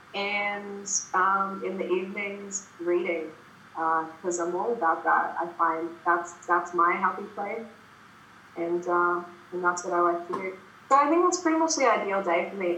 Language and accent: English; Brisbane, Queensland, Australia; Brisbane is my hometown